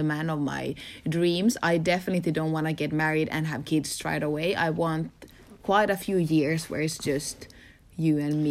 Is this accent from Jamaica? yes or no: no; Finland; I grew up in Finland in a small village